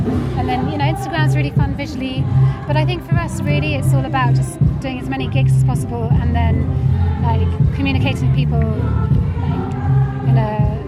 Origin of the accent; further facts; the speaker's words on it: London, United Kingdom; We're sort of Londoners, really.